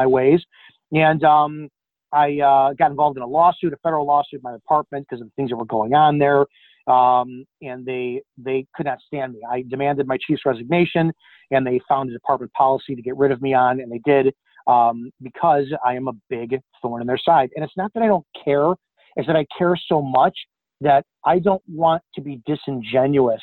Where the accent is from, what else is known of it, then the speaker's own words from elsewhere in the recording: Chicago, Illinois, United States; I'm from the Chicago area